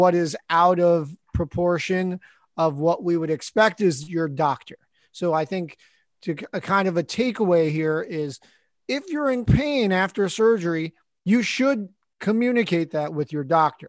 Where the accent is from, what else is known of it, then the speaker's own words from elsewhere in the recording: New Jersey, United States; growing up in New Jersey